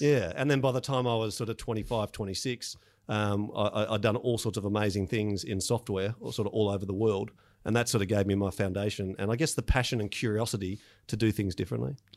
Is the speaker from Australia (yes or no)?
yes; Melbourne, Victoria, Australia; I grew up in Melbourne, uh, out in the um, southeastern suburbs